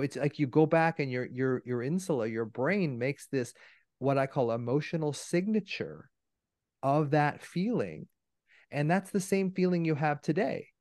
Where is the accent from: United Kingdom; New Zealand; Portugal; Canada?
Canada; I'm Canadian